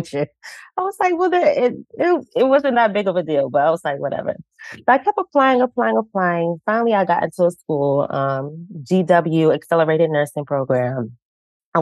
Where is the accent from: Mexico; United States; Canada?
United States; Virginia; also born or lived in Orlando, Florida; now in Baltimore, United States; originally I'm from Orlando, Florida, and then Virginia as well. That's where I completed like all my grade school in Virginia